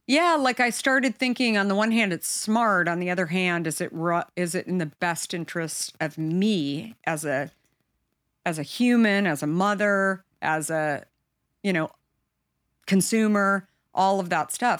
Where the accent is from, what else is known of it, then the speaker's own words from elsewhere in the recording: Arizona, United States; I grew up in Arizona